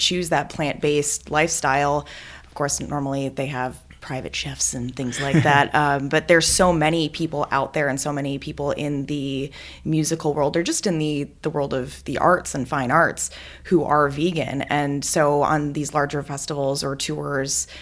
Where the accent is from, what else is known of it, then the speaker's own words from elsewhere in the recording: Wisconsin, United States; I'm from Wisconsin